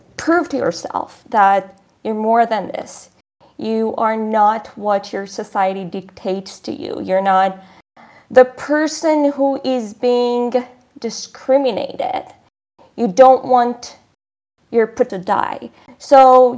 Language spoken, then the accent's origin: English; Shiraz, Fars, Iran; moved away; growing up in Iran